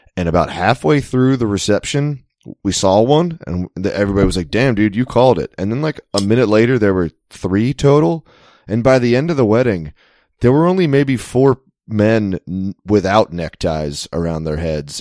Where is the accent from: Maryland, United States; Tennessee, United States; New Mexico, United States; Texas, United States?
Maryland, United States; I'm from Maryland